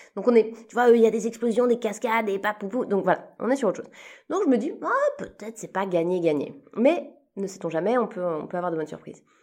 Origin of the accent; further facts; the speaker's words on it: Switzerland; je suis suisse, euh, j'ai commencé ma carrière en Suisse